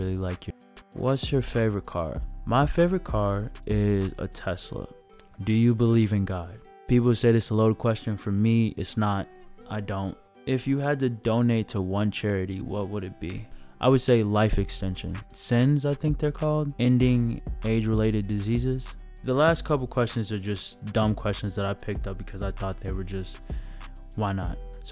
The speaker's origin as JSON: {"language": "English", "area": "DuPage County, outside Chicago", "region": "Illinois", "country": "United States", "said": "I'm from DuPage. That is a county outside of Chicago"}